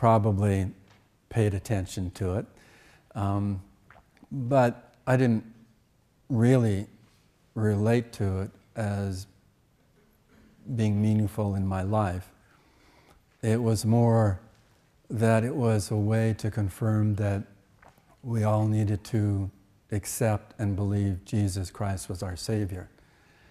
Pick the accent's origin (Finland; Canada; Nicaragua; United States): Canada; When I was a child growing up in Canada, and actually through my teenage years